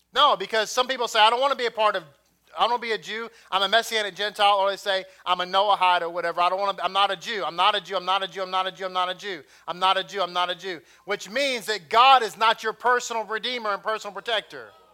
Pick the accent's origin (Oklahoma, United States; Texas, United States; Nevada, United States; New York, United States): Texas, United States; I'm from Texas